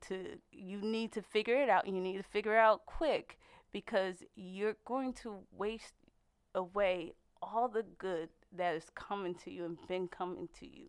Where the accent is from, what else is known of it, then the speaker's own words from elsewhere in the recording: Paterson, New Jersey, United States; moved away; Before coming into the military, I grew up in Paterson, New Jersey